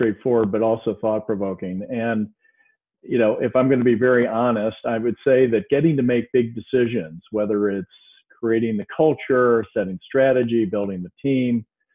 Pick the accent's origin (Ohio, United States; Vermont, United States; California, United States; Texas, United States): Ohio, United States; Cleveland; I reside near Cleveland, Ohio, which is my hometown